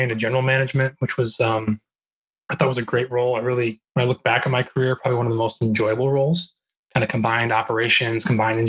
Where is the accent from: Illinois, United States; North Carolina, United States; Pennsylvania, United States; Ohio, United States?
Illinois, United States; Chicago; also born or lived in Northwest Indiana; I'm a Midwesterner, kind of born and raised in Chicago. Spent a lot of my formative years in Northwest Indiana.